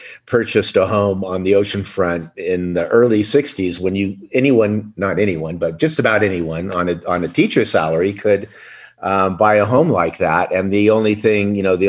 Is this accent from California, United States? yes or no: yes; Orange County, California, United States; growing up in Orange County